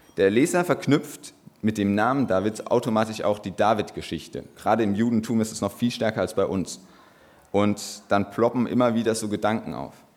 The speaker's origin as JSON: {"language": "German", "town": "Böhl-Iggelheim", "region": "Rhineland-Palatinate", "country": "Germany", "said": "ich komme aus Böhl-Igelheim"}